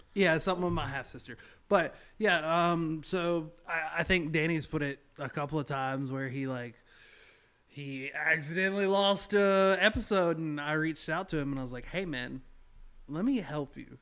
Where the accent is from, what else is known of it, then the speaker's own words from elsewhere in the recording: Rome, Georgia, United States; born and raised in Rome